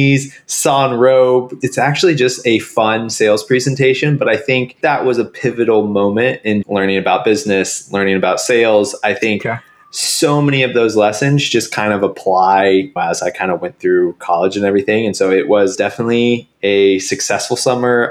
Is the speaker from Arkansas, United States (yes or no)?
no; Springfield, Missouri, United States; I grew up in Springfield, Missouri